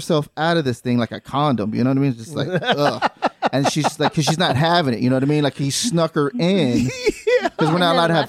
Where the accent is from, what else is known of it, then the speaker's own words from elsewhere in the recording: Hawaii, United States; I grew up in Hawaii.